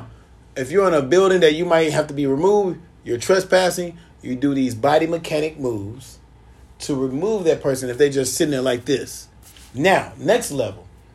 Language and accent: English; Chicago, Illinois, United States; I'm from Chicago